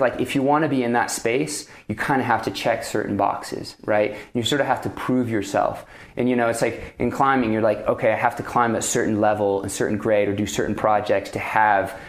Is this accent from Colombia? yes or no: no; France; also born or lived in Pacific Northwest; now in United States; when I first came to the U.S., I grew up in France